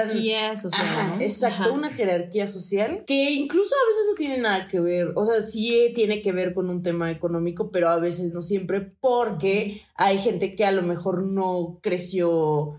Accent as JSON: {"language": "Spanish", "country": "Mexico"}